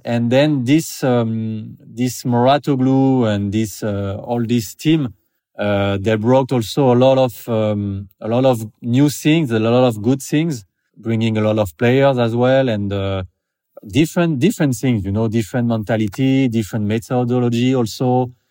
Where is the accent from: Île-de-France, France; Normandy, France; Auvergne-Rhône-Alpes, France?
Île-de-France, France; Paris; moved away as an adult; now in French Riviera, France; I'm from Paris, basically, but I moved there in the south of France on French Riviera, like ten, twelve years ago